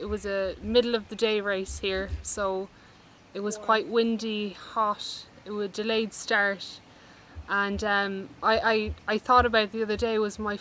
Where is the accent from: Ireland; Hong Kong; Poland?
Ireland; also born or lived in Dublin, Ireland; we grew up in Dublin and then moved to rural Ireland